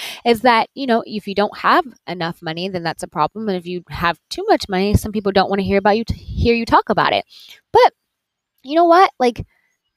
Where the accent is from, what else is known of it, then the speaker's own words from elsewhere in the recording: Conway, South Carolina, United States; moved away; I am in my hometown of Conway, South Carolina, at my mother's house